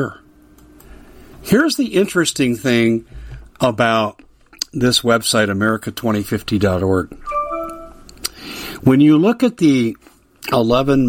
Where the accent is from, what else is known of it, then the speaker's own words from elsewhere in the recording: Arizona, United States; In my home state of Arizona